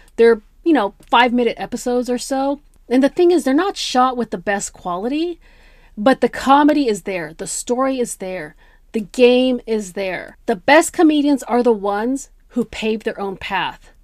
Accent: Bay Area, California, United States; now in Los Angeles, United States; I grew up in the Bay Area, I grew up in a very multicultural environment.

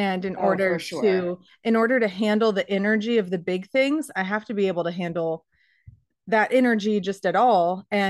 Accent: Arizona, United States; You know, we grew up in Arizona where it was 100 degrees for 6

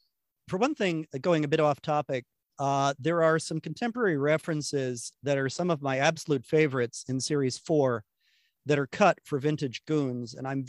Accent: United States; Even as an American kid

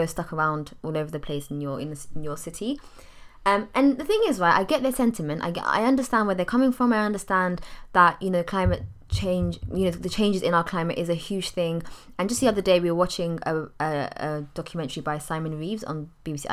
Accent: London, United Kingdom; I'm from East London

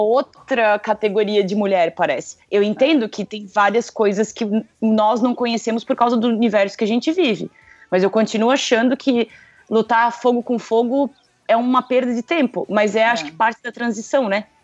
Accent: Blumenau, Santa Catarina, Brazil; de Blumenau

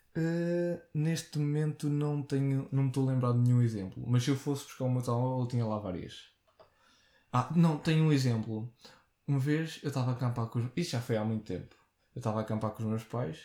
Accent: Portugal; sou Tuga

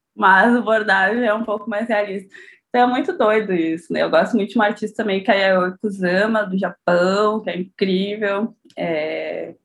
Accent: São Leopoldo, Rio Grande do Sul, Brazil; Eu sou de São Leopoldo, aqui na região metropolitana

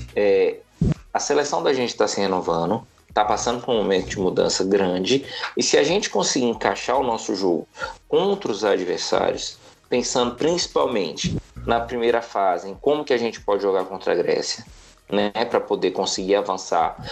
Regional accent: Brazil; enquanto brasileiro

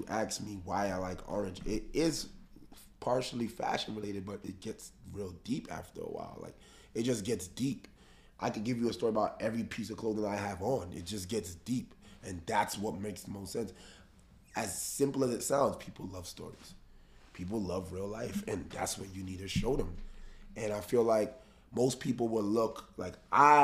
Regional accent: New York City, New York, United States; we come from the Bronx, we come from the slums, from food stamps and EBT, from noodles

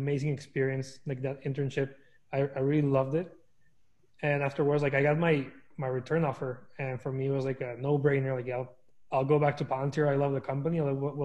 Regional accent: Torreón, Coahuila, Mexico; moved away as an adult; also born or lived in El Paso, Texas; now in United States; So I was born and raised in Mexico in a small town called Torreón. I was there for like 19 years until I decided to move to the US for college.

